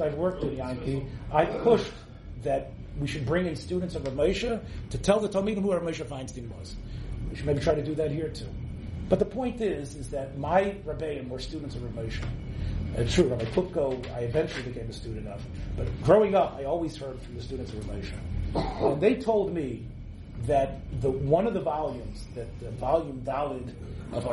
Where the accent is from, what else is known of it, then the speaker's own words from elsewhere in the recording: Memphis, Tennessee, United States; I grew up in Little Memphis, Tennessee